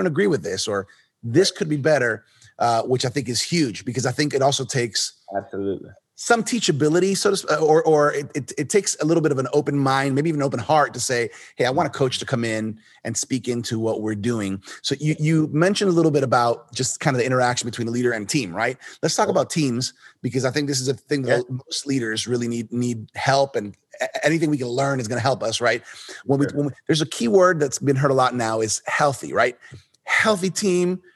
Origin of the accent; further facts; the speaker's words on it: Miami, Florida, United States; I was born here in Miami